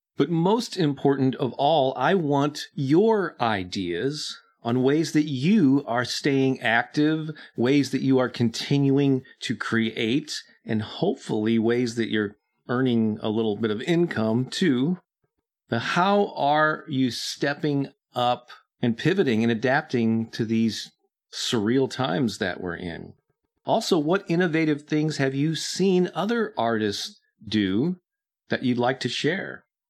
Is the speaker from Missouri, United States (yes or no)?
yes; St. Louis, Missouri, United States; my hometown of St. Louis